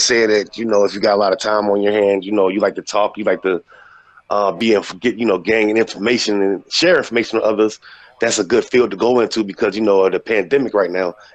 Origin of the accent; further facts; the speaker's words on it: Atlanta, Georgia, United States; now in Pennsylvania, United States; I currently reside in the Connersville, Pennsylvania area, but I'm originally from Atlanta, Georgia.